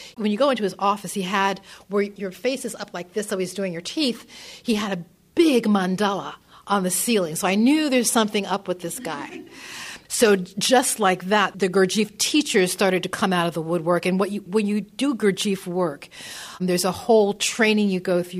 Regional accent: northern New Jersey, United States; I grew up in northern New Jersey.

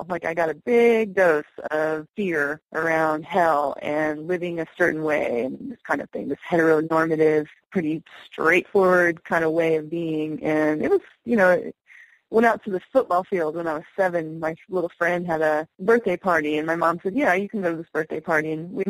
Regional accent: the South, United States; So I grew up in the Bible Belt, you know, and my mother was Episcopalian.

